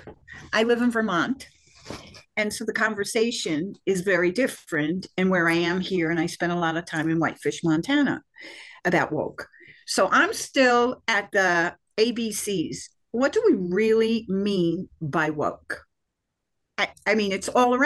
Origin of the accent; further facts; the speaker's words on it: Israel; now in United States; I'm from Israel, I've lived in the US for many years